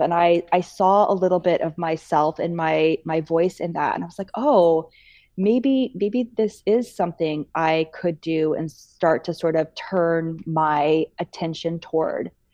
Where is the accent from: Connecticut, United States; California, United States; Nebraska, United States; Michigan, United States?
Nebraska, United States; Bellevue; moved away as an adult; also born or lived in Missouri; I grew up in Bellevue, Nebraska